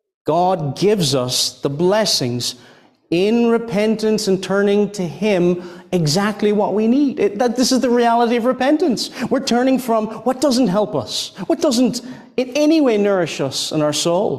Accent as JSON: {"language": "English", "country": "Ireland", "said": "I think here we're speaking about this in Scotland, and I'm from Ireland, and somebody might hear, well, rain doesn't sound like a blessing, does it?"}